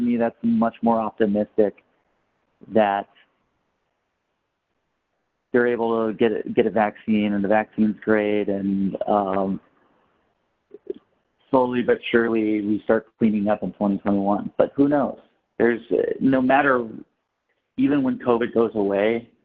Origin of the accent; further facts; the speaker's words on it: New York City, New York, United States; now in Los Angeles, United States; I come from New York City